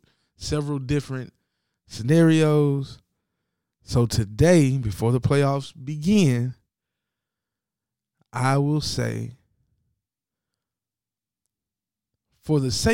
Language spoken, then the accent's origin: English; Tennessee, United States; I'm from Tennessee.